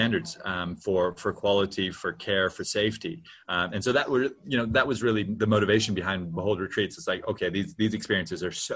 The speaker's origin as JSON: {"language": "English", "region": "Hawaii", "country": "United States", "tie": "born or raised there", "also_born_or_lived": "New Zealand", "moved": "as an adult", "said": "I grew up in Hawaii"}